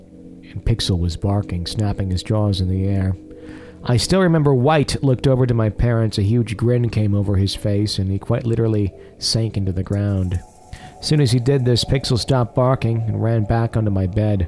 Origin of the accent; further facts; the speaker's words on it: Johannesburg, Gauteng, South Africa; As a child, I was growing up in Johannesburg, South Africa, with my parents.